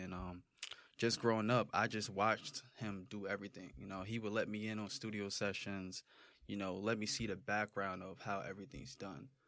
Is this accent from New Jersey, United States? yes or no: yes; Roselle, New Jersey, United States; also born or lived in Irvington, New Jersey; I just grew up in Roselle